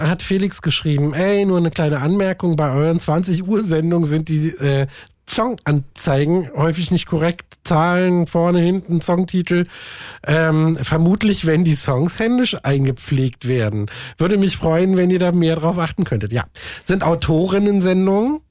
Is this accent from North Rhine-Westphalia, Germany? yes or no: no; Berlin, Germany; ich komme auch aus Lichtenberg